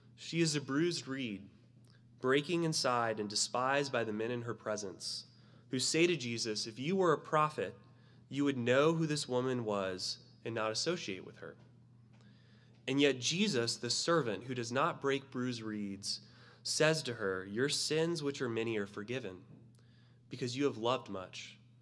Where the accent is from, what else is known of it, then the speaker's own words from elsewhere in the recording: Florida, United States; I'm from Florida and we had snakes in our gardens all the time.